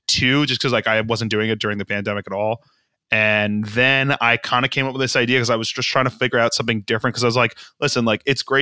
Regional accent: Boca Raton, Florida, United States; moved away as an adult; also born or lived in Norwalk, Connecticut / Connecticut / New York; now in Los Angeles, United States; I was born in Norwalk. And then I grew up in Boca Raton

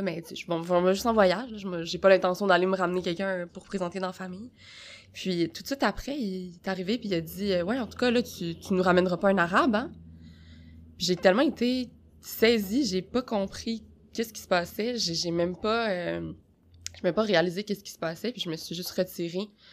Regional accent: Quebec, Canada; je suis née au Québec

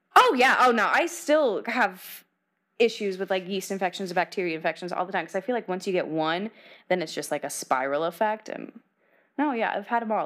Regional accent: Nebraska, United States; now in Los Angeles, United States; I'm from the Midwest

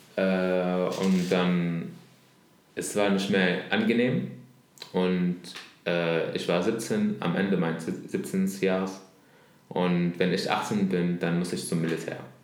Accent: Damascus, Damascus Governorate, Syria; German is a second language; moved away as an adult; now in Berlin, Germany; über Damaskus, ja. wo ich herkomme

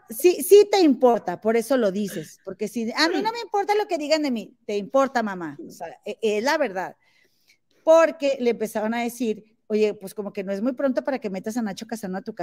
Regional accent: Monterrey, Nuevo León, Mexico; porque soy de Monterrey.

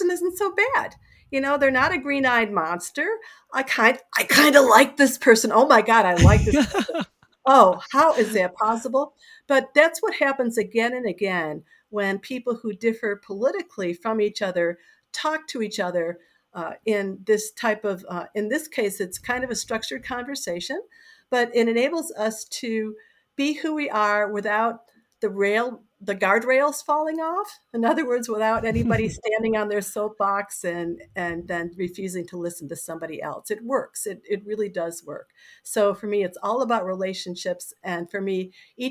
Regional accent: Rochester, New York, United States; moved away as an adult; also born or lived in Chicago / Madison, Wisconsin / Sacramento, California / San Francisco, California; now in Fairfax, Virginia, United States; I grew up in Rochester, New York until I was 18

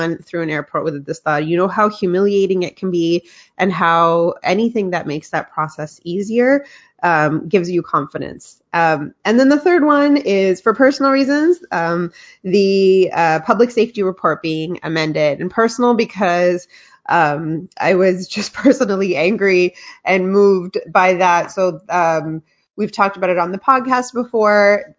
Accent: Canada; it showed that we're Canadian just like everyone else, and we have access to the same tools for activism and advocacy, and we use them well.

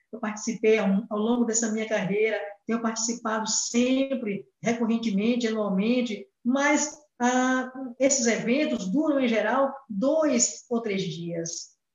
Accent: Brazil; first language Portuguese; nós brasileiros e brasileiras

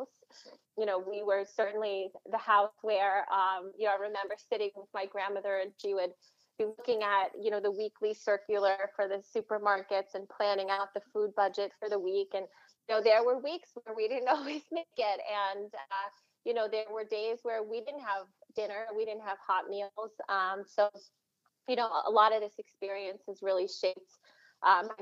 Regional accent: Suffolk County, Long Island, New York, United States; also born or lived in Queens, New York; now in Nassau County, United States; I grew up in Suffolk County on the South Shore

